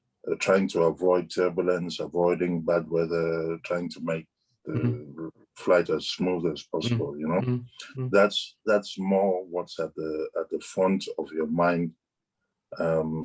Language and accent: English; Ibadan, Oyo, Nigeria; moved away as an adult; now in London, United Kingdom; we were growing up in Ibadan